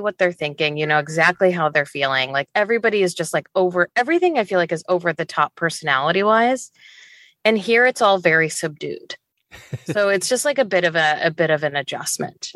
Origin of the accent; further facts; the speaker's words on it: Northwest Indiana, United States; moved away as an adult; also born or lived in Chicago / Dubai; now in Seattle, United States; originally from Northwest Indiana. um, which is where I grew up